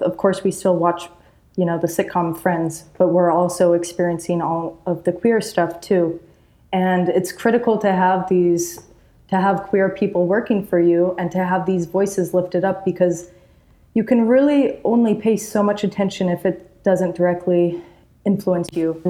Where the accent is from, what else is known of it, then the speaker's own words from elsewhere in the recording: Utah, United States; I'm from Utah.